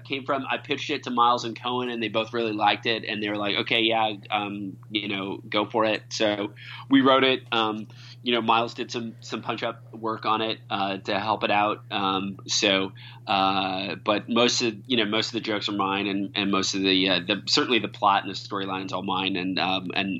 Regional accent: Iowa, United States; I'm from Iowa. When I went to school, I went to the University of Iowa

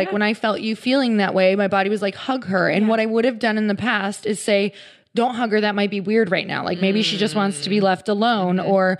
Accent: Midwest, United States; now in California, United States; I came from the Midwest and moved to California.

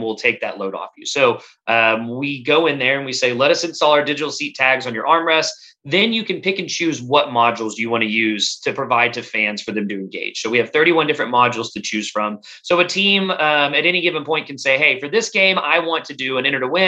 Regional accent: Texas, United States; I grew up in Texas

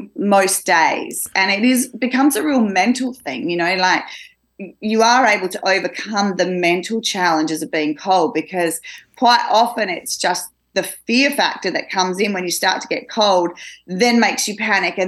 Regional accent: Australia; I'm Australian. I come from Australia

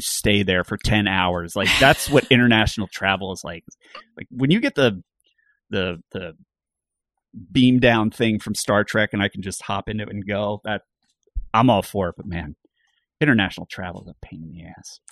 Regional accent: Bucks County, Pennsylvania, United States; I grew up in Bucks County, Pennsylvania

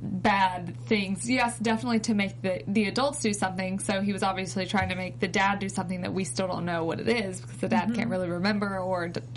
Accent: Alabama, United States; I grew up in Alabama

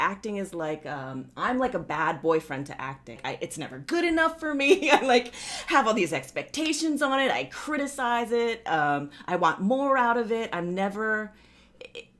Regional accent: Oahu, Hawaii, United States; I grew up in Hawaii

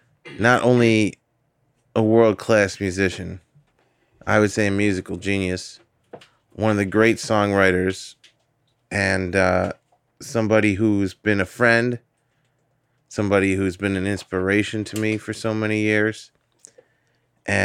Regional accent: New York City, New York, United States; born or raised there

